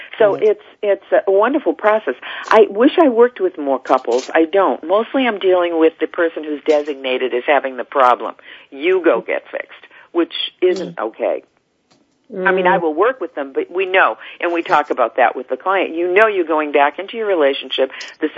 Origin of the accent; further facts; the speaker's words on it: Salem, Massachusetts, United States; I was raised in Salem, Massachusetts